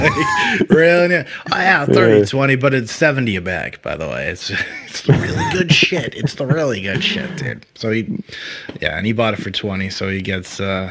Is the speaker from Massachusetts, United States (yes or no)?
yes; Stoughton, Massachusetts, United States; now in Florida, United States; Yeah, that's where I'm from. It's where I was born and raised. And that's what I'm proud of. And if you don't know, Stoughton's about 10 to 15 minutes outside of Boston.